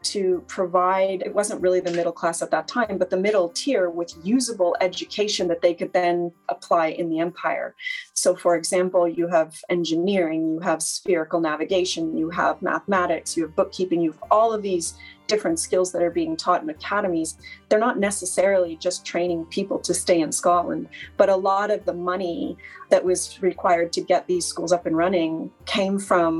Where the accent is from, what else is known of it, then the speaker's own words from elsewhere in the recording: Canada; now in Nova Scotia, Canada; as a Canadian living in Nova Scotia